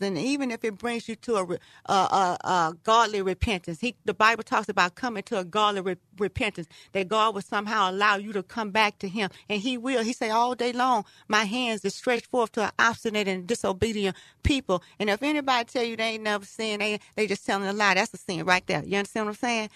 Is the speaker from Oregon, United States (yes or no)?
no; Texas, United States; I'm from Texas.